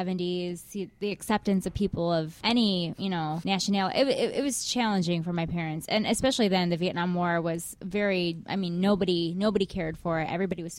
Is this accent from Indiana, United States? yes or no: no; Wichita, Kansas, United States; moved away as an adult; also born or lived in Topeka, Kansas; now in Cleveland, United States; I am from Kansas. Mm-hmm. I am from the Wichita area in Kansas, which is cool.